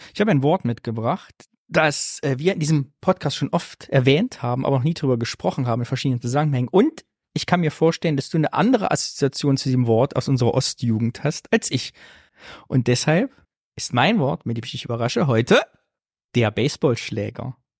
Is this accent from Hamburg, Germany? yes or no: no; Sondershausen, Thuringia, Germany; moved away; in Sondershausen, da wo ich herkomme